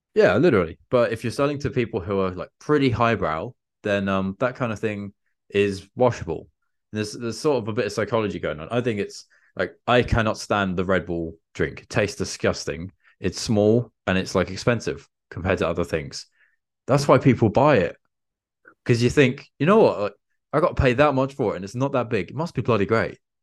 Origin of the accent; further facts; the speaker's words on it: England, United Kingdom; I'm an English dude